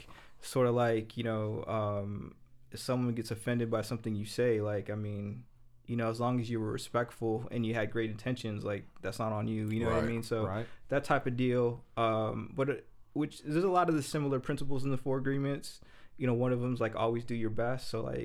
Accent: Maryville, United States; Yeah, I grew up in Maryville, but that wasn't me.

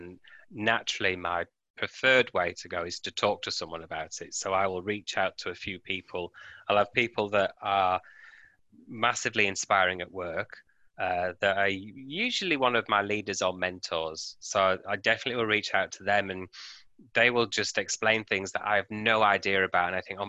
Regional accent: United Kingdom; now in Australia; And then with me moving from, you'll hear my accent, from the UK to Australia, and I've moved around many times, but you have to make that work each time.

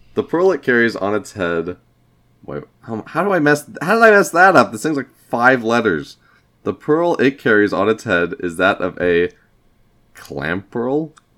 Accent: Iowa, United States; we are from Iowa

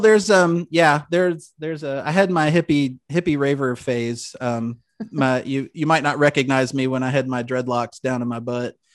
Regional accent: Louisville, Kentucky, United States; born and raised in Louisville

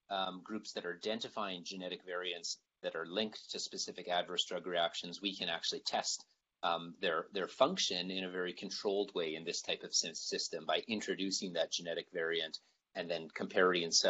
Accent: Canada; I think uh, as Canadian scientists, we always face the challenge of, of limiting funding

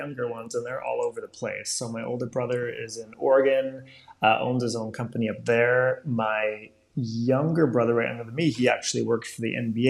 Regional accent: Rome, Lazio, Italy; But if you're a Jewish person growing up in Rome, that's a very different experience, right? All of a sudden, that's changed. So when I was 10, I went from the majority of everyone I knew either being of the same faith or at least understanding it

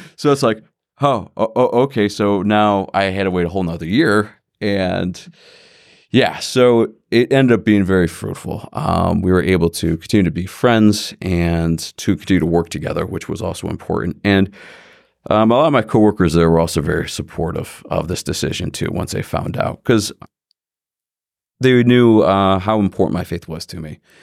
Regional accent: Independence, Ohio, United States; also born or lived in Parma, Ohio; for grade school, I went to Saint Michael's in Independence. And then I went there for high school, also Independence High School

